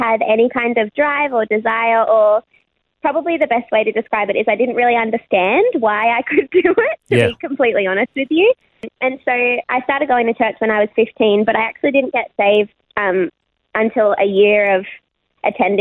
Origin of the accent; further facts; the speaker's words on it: Sydney, New South Wales, Australia; born and raised in Sydney. I grew up in Concord, which is like in the inner west of Sydney